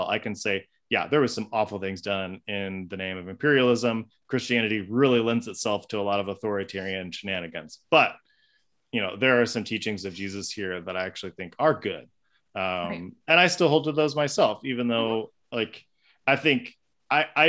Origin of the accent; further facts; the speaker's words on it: United States; I'm an American